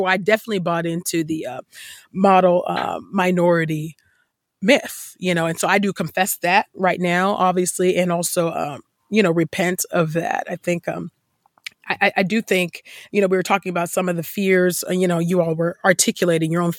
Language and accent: English; Bay Area, Silicon Valley, California, United States; the Bay Area, I grew up in low income housing. And in that place, Silicon Valley